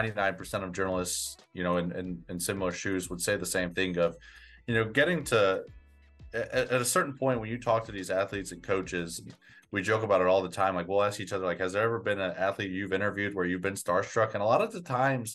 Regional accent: Chicago, Illinois, United States; moved away as an adult; also born or lived in Indiana; now in Starkville, United States; I grew up in the Chicago area

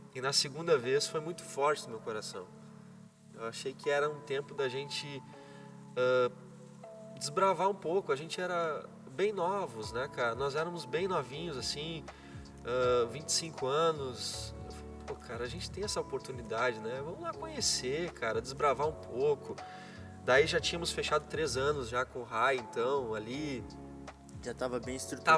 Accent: Brazil; moved away as an adult; also born or lived in Germany; eu sou brasileiro

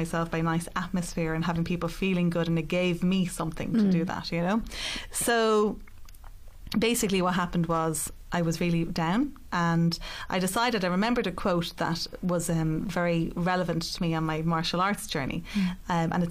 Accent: Ireland; also born or lived in Rome, Italy; I grew up in Rome. And at 10 years of age, I moved back to Ireland.

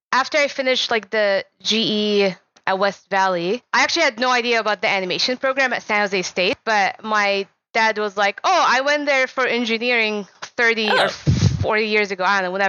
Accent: Kuwait; moved away as an adult; now in United States; I grew up in Kuwait, and my summers were spent in Jordan, Lebanon, and Syria

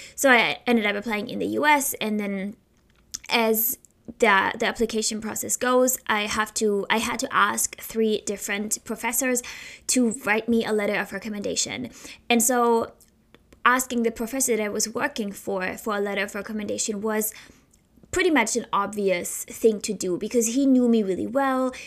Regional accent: Heidelberg, Baden-Württemberg, Germany; moved away as an adult; now in Philadelphia, United States; in Germany, in my hometown, uh, Heidelberg

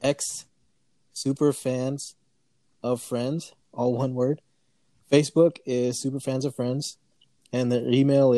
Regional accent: Seattle, Washington, United States; I'm from Seattle

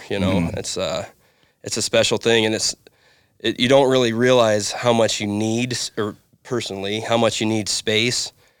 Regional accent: Bighorn, Wyoming, United States; also born or lived in Dayton; Yeah, I grew up on the Little Goose Ranch, south of Bighorn, right along the face.

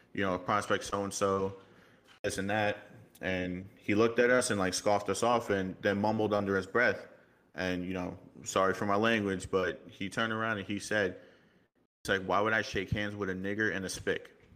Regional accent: New York, United States; accent: New York; also born or lived in Miami; I was born in Miami, raised in New York, so I kinda have that little bit of New York emphasis

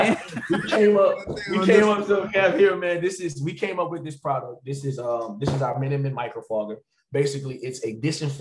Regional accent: Opelousas, Louisiana, United States; I'm from Opelousas, Louisiana. But we have a little town called Bellevue. That's specifically, you know, where I'm from

